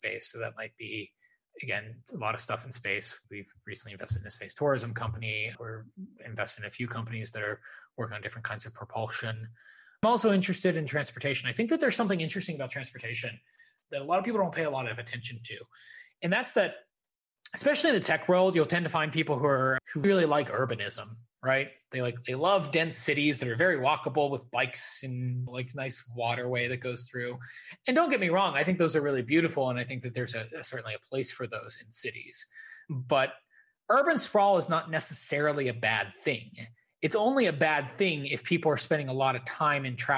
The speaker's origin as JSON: {"language": "English", "country": "United States", "said": "I'm American. I'm not British"}